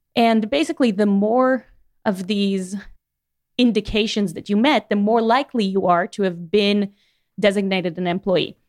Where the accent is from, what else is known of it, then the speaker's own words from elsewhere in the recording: Miami, Florida, United States; moved away as an adult; now in Chattanooga, United States; I'm from Miami